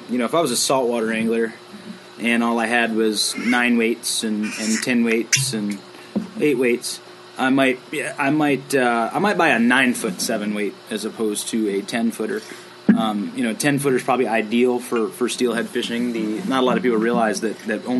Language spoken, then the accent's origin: English; Cleveland, Ohio, United States; also born or lived in Tysons Corner, Virginia; now in Virginia, United States; I'm from Cleveland, Ohio, and spent most of my life fishing for steelhead in the Great Lakes